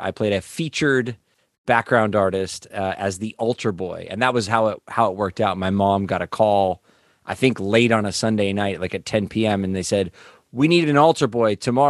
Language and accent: English; Los Angeles, California, United States; also born or lived in Las Vegas; Well, I've grown up in the Valley in Los Angeles since the 80s. I was born in Vegas. My mom grew up in San Jose, so we lived up in Northern California in Santa Cruz for a minute, but came down here.